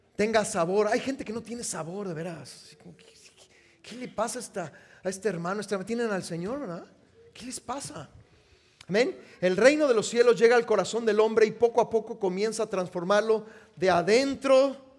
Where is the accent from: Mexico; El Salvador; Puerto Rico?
Mexico; now in United States; Yo ya no soy mexicano